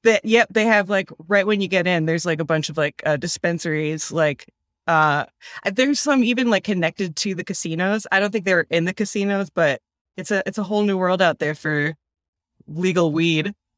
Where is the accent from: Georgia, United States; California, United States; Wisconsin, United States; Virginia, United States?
Wisconsin, United States; also born or lived in Philadelphia, Pennsylvania / Burlington, Vermont; now in Kingston, New York, United States; I'm from Wisconsin originally, and everything there is, like, a lot newer